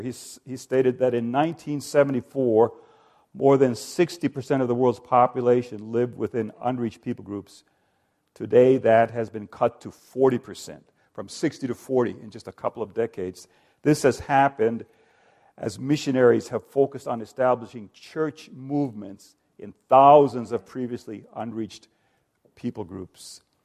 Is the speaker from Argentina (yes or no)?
no; Finland; I'm ethnically Finnish. I come from Finland